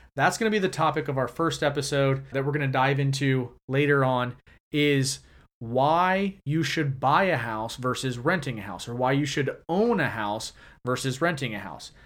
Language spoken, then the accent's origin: English; Jacksonville, Florida, United States; I was born and raised here in Jacksonville